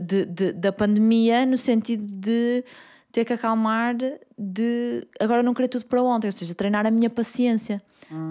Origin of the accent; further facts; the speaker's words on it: Porto, Norte, Portugal; Eu sou do Porto